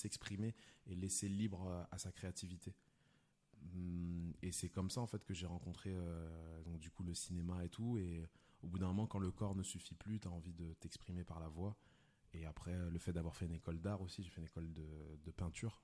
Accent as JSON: {"language": "French", "town": "Lyon", "region": "Auvergne-Rhône-Alpes", "country": "France", "moved": "yes", "lives_now": "Paris, France", "said": "je viens de Lyon de base"}